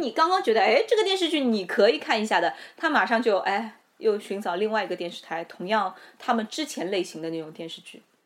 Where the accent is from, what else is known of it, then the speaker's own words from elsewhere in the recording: Shanghai, China; 我们上海人